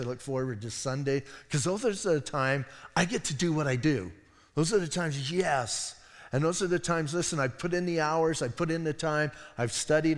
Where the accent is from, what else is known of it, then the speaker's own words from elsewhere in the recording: Arizona, United States; We're from Arizona